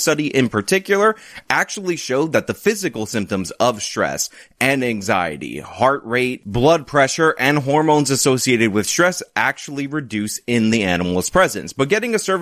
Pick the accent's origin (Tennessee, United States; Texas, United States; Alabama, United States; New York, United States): New York, United States; I'm a New Yorker.